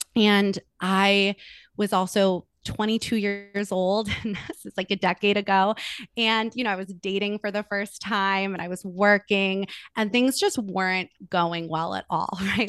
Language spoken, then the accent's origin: English; Los Angeles, California, United States; I am born and raised in Los Angeles, California. I'm still here